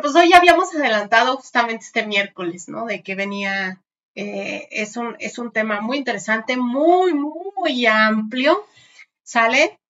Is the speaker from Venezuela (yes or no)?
no; Mexico; entre nosotros como mexicanos